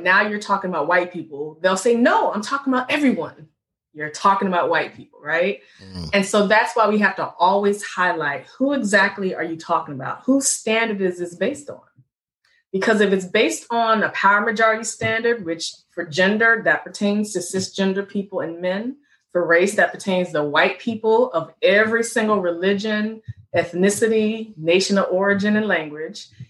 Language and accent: English; Richmond, Virginia, United States; moved away as an adult; also born or lived in North Carolina; now in Baltimore, United States; I'm born and raised in the Second Capital Confederacy.